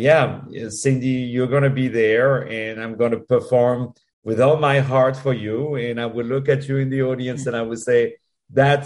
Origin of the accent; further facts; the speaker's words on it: Paris, Île-de-France, France; I was born in Paris, as you can hear with my accent